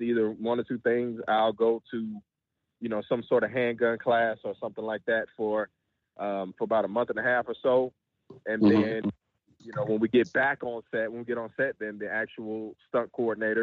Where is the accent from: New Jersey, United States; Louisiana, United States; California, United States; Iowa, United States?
Louisiana, United States; I grew up in the South in Louisiana